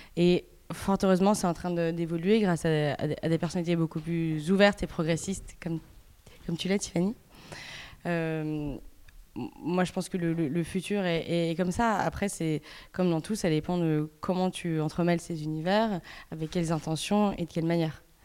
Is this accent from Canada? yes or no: no; Belgium; moved away as an adult; also born or lived in Paris; j'ai grandi en Belgique, je suis belge